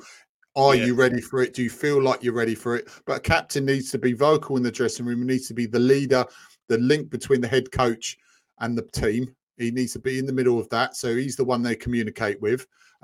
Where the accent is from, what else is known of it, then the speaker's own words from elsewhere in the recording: England, United Kingdom; we're English